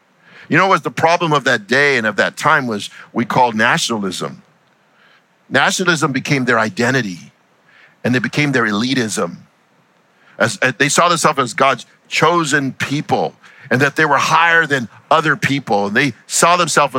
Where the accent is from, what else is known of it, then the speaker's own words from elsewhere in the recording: United States; I'm an American who happens to be Hispanic